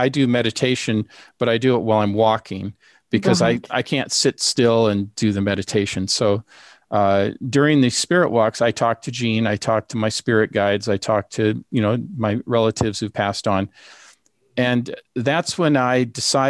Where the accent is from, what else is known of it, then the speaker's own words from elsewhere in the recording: Seattle, Washington, United States; we grew up together in Seattle with immigrant parents.